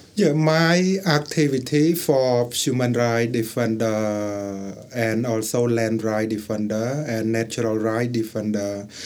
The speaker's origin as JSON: {"language": "English", "country": "Cambodia", "second_language": "English", "said": "I come from Cambodia."}